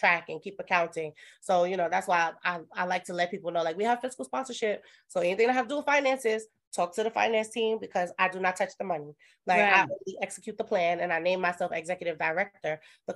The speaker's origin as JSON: {"language": "English", "town": "New York City", "region": "New York", "country": "United States", "said": "I'm from Brooklyn"}